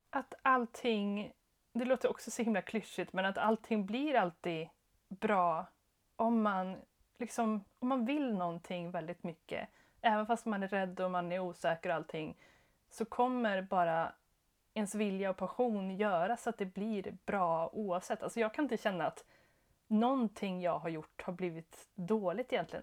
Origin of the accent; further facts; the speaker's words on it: Skara, Västra Götaland, Sweden; also born or lived in Jönköping / Stockholm; now in Örebro, Sweden; jag är från Skara, eh, jätteliten stad